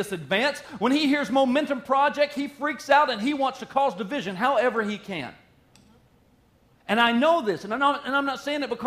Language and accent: English; the South, United States; moved away as an adult; now in Wisconsin, United States; I moved up from the South